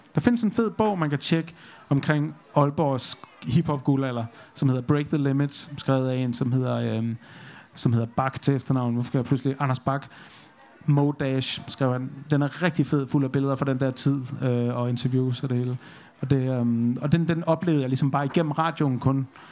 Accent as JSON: {"language": "Danish", "area": "North Jutland", "region": "North Denmark Region", "country": "Denmark", "moved": "yes", "said": "jeg, jeg kommer over op fra Nordjylland, og der sker altså ikke meget."}